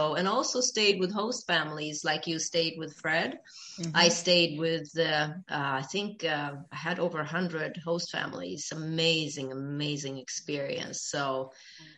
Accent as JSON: {"language": "English", "country": "Sweden", "tie": "born or raised there", "also_born_or_lived": "Ethiopia / Uppsala, Sweden", "said": "I grew up in Sweden"}